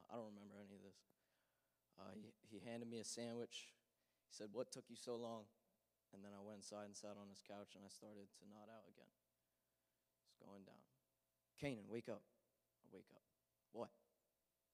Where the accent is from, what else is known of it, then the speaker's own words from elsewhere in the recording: New Egypt, New Jersey, United States; I grew up in New Egypt in North Hanover